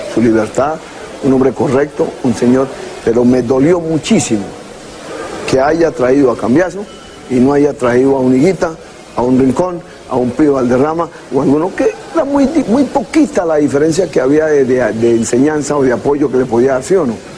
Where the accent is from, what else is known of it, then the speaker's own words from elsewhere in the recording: Colombia; como colombiano